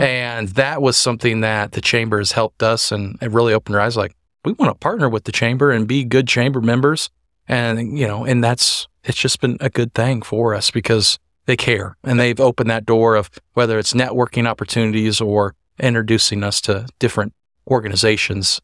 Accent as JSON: {"language": "English", "town": "Hutchinson", "region": "Kansas", "country": "United States", "tie": "born or raised there", "also_born_or_lived": "Wichita, Kansas", "said": "I am actually from Hutchinson area"}